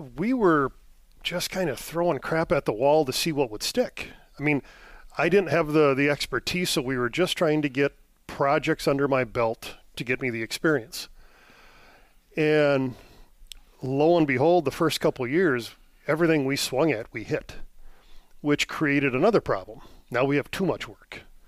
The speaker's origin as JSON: {"language": "English", "town": "Elk Mound", "region": "Wisconsin", "country": "United States", "tie": "born or raised there", "also_born_or_lived": "Eau Claire, Wisconsin / Germany", "said": "I am originally from the Eau Claire area, born and raised, grew up in Elk Mound"}